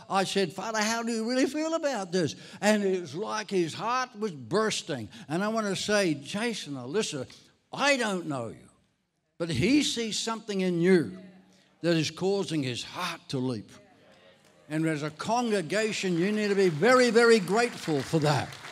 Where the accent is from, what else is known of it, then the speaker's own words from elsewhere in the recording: Ireland; moved away; I'm Irish. I was actually born in Ireland